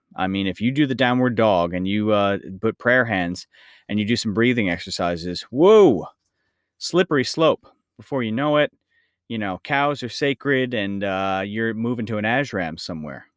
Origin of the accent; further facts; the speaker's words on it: United States; this is my my home country, but the United States